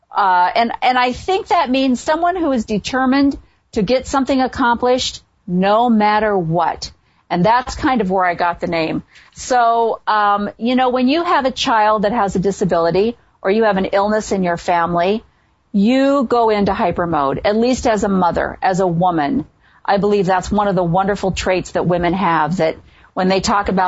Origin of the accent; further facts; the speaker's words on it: a small town just south of Chicago, Illinois, United States; I'm from a small town just south of Chicago, so I grew up in the Midwest.